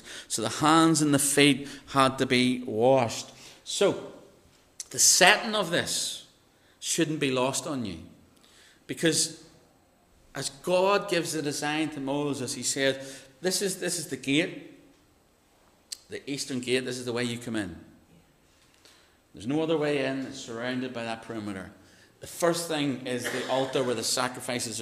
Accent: Northern Ireland, United Kingdom; Mirror, when I say mirror as a Northern Irish person, it's very different to how you pleasant English people say mirror.

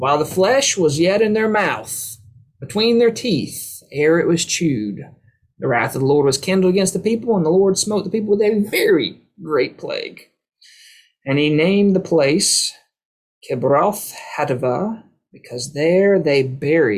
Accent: Tifton, Georgia, United States; my hometown, Tifton

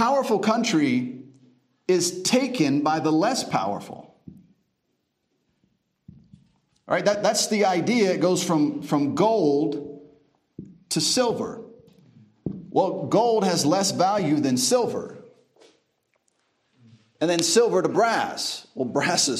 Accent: United States; now in Uganda; I was just born there

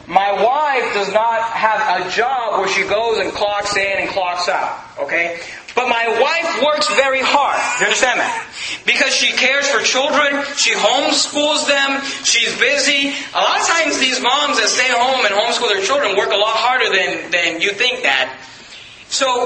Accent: United States; I'm thankful I'm an American. I'm thankful I live in America

